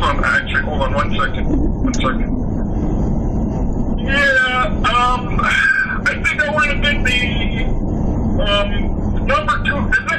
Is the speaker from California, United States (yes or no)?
no; Chicago, Illinois, United States; I come from Chicago.